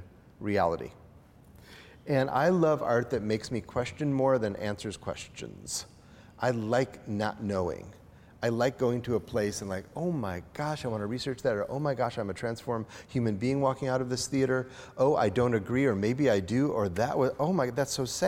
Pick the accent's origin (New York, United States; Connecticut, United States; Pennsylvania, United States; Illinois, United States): Illinois, United States; outside of Chicago; I grew up outside of Chicago